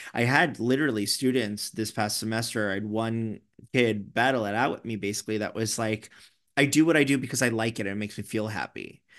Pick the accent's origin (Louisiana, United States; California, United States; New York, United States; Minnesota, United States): New York, United States; I'm such a New Yorker